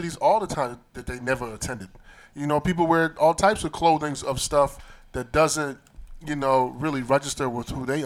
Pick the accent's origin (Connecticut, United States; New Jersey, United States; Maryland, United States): Maryland, United States; Baltimore; I'm from Baltimore